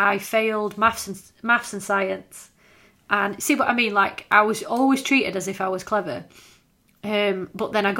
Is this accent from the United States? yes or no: no; Scawsby, Yorkshire and the Humber, United Kingdom; I was from Scoresby